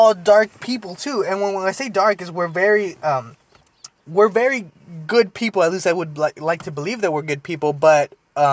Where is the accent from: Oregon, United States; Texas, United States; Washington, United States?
Texas, United States; Deep South; I'm also from Texas and was raised in Texas